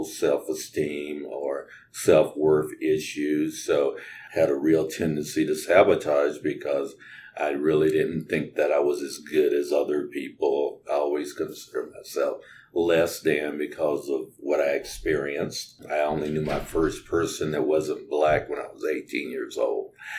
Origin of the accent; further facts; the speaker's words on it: North Carolina, United States; I was born in North Carolina, and people think of North Carolina as the Southeast now. But when I was there, it was just the South. And my schools didn't integrate until I was in the eighth grade